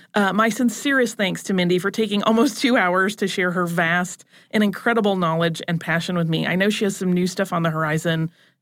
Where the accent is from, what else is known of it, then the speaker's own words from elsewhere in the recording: Cobb County, Georgia, United States; I grew up in Cobb County, Georgia, and we had Georgia history in the sixth grade.